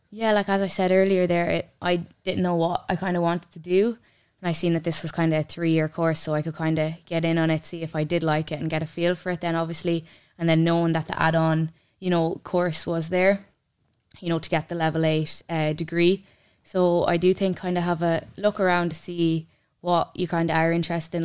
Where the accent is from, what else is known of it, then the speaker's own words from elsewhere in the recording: Mullingar, Leinster, Ireland; also born or lived in Ballymahon; I'm actually local enough. I'm from Mullingar